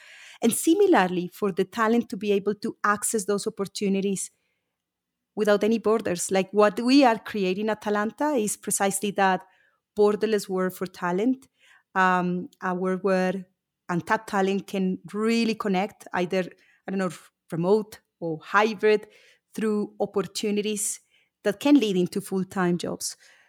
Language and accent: English; Colombia; moved away as an adult; also born or lived in United Kingdom; I was born and raised in Colombia. I've lived in the UK for a few years.